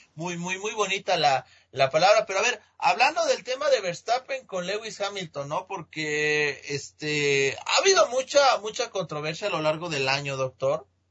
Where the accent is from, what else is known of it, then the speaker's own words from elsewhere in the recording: Mexico; aquí en mi país, en México